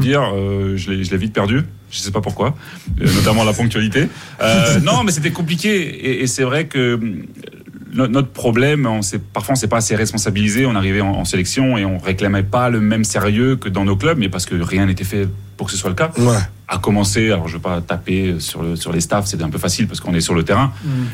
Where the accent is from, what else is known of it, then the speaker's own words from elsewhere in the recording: Mali; à Bamako, chez nous au Mali